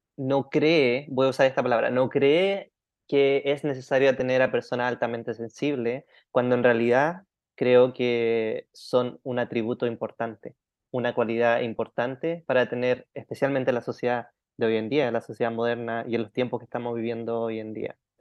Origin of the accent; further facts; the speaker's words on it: Chile; now in Thailand; Sí, nací en Chile chilenito